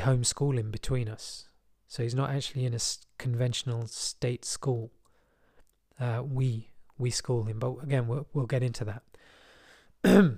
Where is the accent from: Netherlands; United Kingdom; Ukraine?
United Kingdom; London; I was from West London